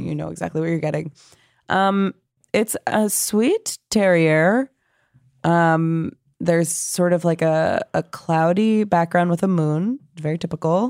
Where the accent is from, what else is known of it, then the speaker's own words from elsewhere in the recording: New York, United States; I'm from New York